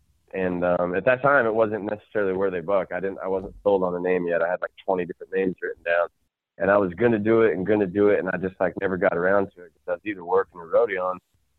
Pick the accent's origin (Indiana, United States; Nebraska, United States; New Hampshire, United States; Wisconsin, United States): Nebraska, United States; also born or lived in Kansas; I'm from Nebraska. That's where I call home, home. I was born in Kansas because my dad was stationed there.